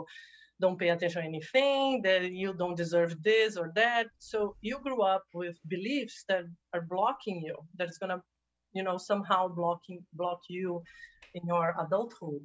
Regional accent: Brazil; moved away as an adult; also born or lived in New Jersey, United States; now in California, United States; I am originally from Brazil, by the way. So when I relocated from Brazil to the United States

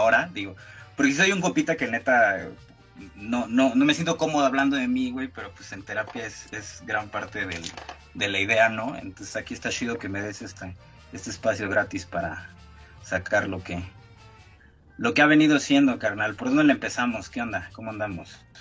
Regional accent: Tuxtla Gutiérrez, Chiapas, Mexico; moved away; yo como vengo de Tuxtla

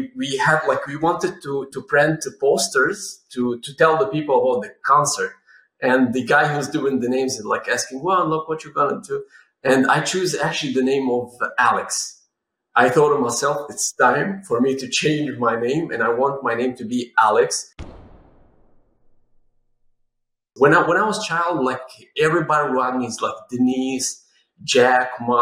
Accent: Syria; moved away as an adult; I was raised in Syria

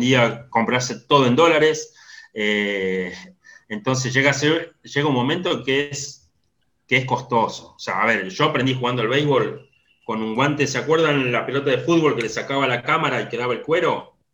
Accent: Salta, Argentina; moved away as an adult; now in La Plata, Argentina; Me crié en Salta desde, los siete años

